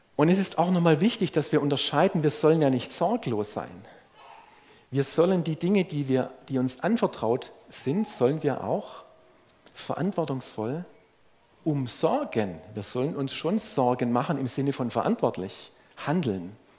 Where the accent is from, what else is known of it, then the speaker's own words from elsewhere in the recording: Swabia, Germany; als Schwabe